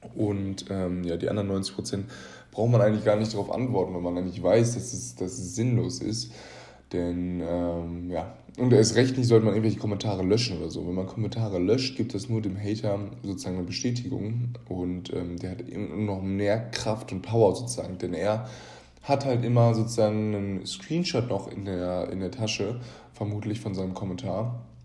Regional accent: Germany; wir uns als Deutsche

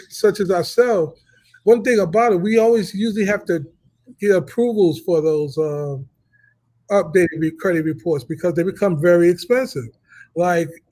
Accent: New York, United States; I'm from New York. I graduated, you know, and growing up in New York in the 70s, everybody lived in an apartment

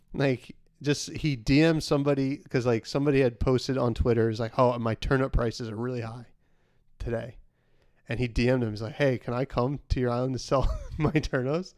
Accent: the Hamptons, New York, United States; we're from the Hamptons

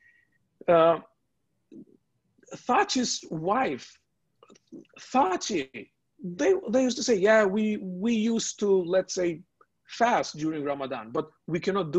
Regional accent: Kosovo; I'm from Kosovo

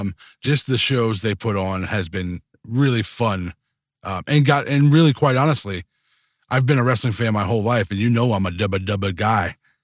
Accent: New Orleans, Louisiana, United States; we're from New Orleans

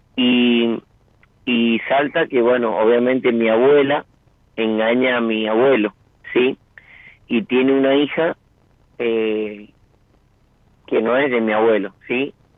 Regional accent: San Rafael, Mendoza, Argentina; Soy de San Rafael, Mendoza.

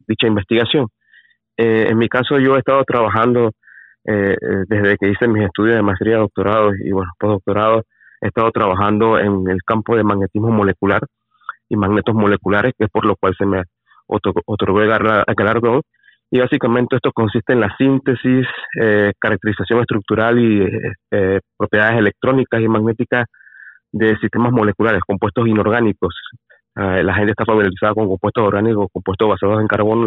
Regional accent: Panama; soy el primer panameño

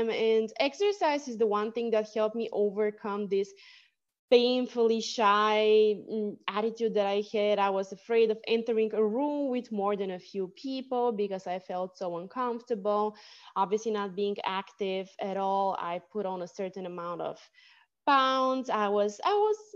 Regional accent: Bulgaria; my Bulgarian Bulgarian name because I was born in Bulgaria, means fighter.

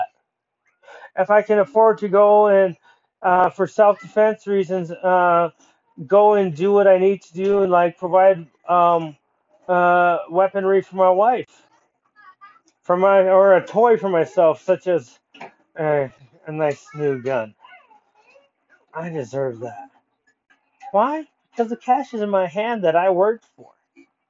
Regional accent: United States; as American people

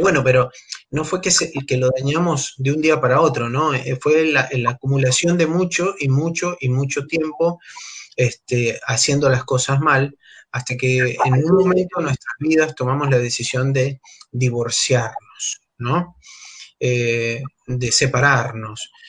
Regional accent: Venezuela; moved away as an adult; also born or lived in Argentina; now in Buenos Aires, Argentina; soy venezolano, tengo ocho años acá en la Argentina

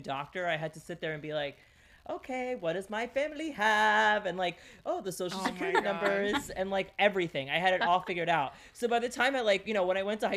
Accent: New York City, New York, United States; first language Greek; English is a second language; I was born in Brooklyn. I was born in New York. I was born in Bay Ridge, which is a very Greek neighborhood

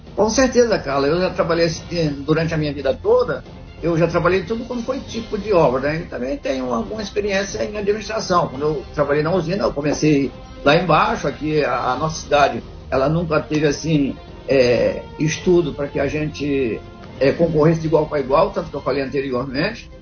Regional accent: Angra dos Reis, Rio de Janeiro, Brazil; also born or lived in Frade, Angra dos Reis / Bracuí, Angra dos Reis; eu sou angrense, sou nascido aqui, estou de origem lá do Ariró. Eu nasci no Ariró.

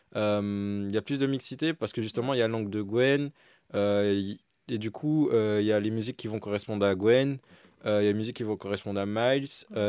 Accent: Martinique; moved away as an adult; quand je suis parti de la Martinique, c'était exactement ça. Mm. Euh, je suis parti loin pour euh, aussi étudier

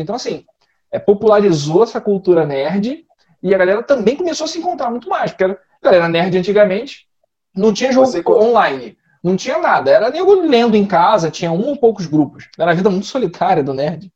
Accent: interior of Rio de Janeiro, Brazil; Nós somos do interior do. Cidade do interior

